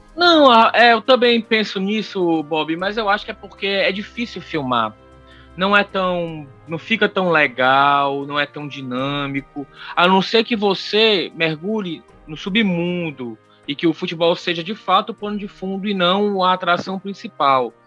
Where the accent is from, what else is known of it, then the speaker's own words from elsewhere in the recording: Brazil; enquanto brasileiros